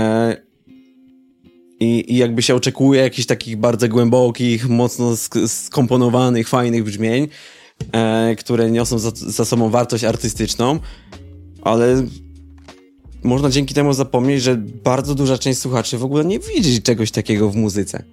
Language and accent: Polish; Oława, Lower Silesian Voivodeship, Poland; wychowałem się w mniejszym mieście, znaczy może to w sumie nie ma znaczenia w jakim mieście tak naprawdę, ale jakby zawód producenta muzycznego w Oławie